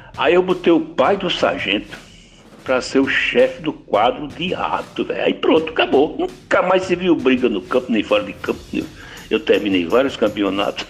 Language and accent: Portuguese; Timbaúba, Pernambuco, Brazil; lá na cidadezinha onde eu nasci, Timbaúba, zona da mata de Pernambuco. Eu tinha uns 16 anos